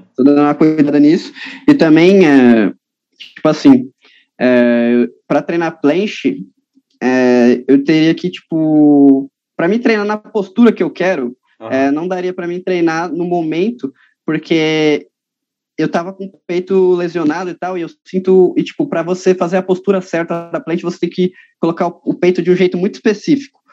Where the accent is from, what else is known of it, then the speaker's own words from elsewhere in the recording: São Paulo, Brazil; Eu sou, sou de São Paulo mesmo, a capital mesmo, tá ligado? Eu moro na Zona Norte aqui, de São Paulo, uhum. desde, que, desde que eu nasci mesmo